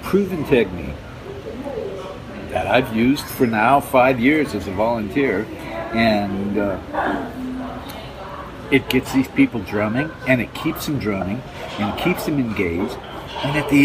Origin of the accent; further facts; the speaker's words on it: Detroit, Michigan, United States; I'm from Detroit